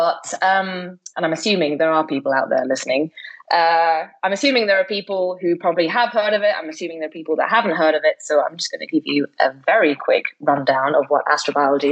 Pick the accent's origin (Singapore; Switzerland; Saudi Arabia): Switzerland; moved away as an adult; also born or lived in Basel / Edinburgh; I'm originally from Switzerland